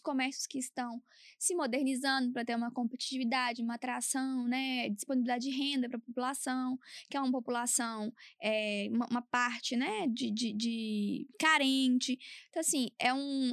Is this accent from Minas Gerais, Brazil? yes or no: yes; Várzea da Palma, Minas Gerais, Brazil; eu sou do norte de Minas